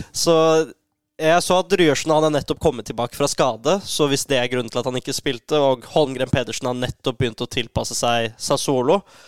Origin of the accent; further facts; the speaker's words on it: Oslo, Norway; Jeg er jo fra Oslo